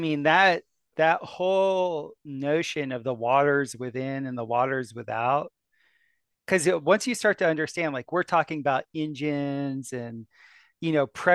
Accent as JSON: {"language": "English", "region": "South Florida", "country": "United States", "tie": "born or raised there", "said": "I grew up in South Florida"}